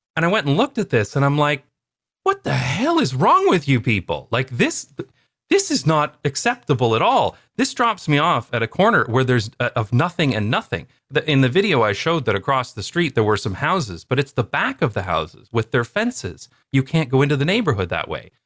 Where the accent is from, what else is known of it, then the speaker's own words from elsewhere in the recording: London, Ontario, Canada; moved away; my hometown called Wonderland Road